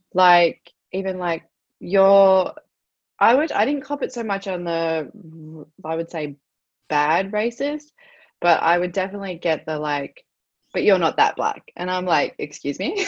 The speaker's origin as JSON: {"language": "English", "country": "Australia", "said": "I'm Australian, but I'm also I'm Aboriginal."}